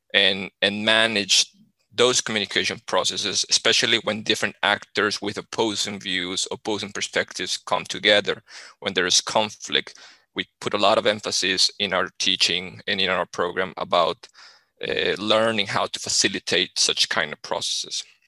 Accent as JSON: {"language": "English", "country": "Colombia", "moved": "as an adult", "lives_now": "Sweden", "said": "I, I come from Colombia"}